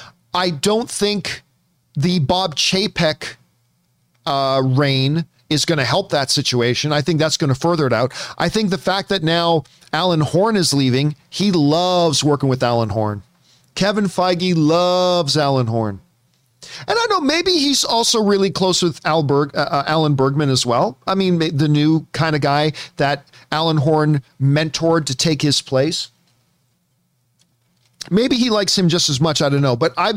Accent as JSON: {"language": "English", "country": "Canada", "said": "I'm Canadian and I can't even do a good French accent."}